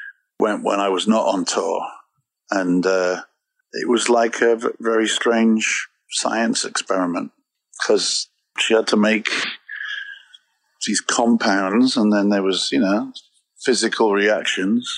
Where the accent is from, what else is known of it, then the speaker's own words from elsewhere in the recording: Wales, United Kingdom; moved away as an adult; also born or lived in England; now in Chicago, United States; I come from Wales